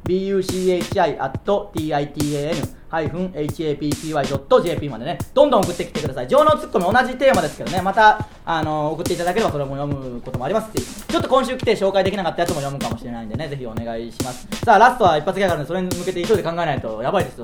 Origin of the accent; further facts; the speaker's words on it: Tsuyama, Okayama, Japan; 僕らの地元である岡山県、津山市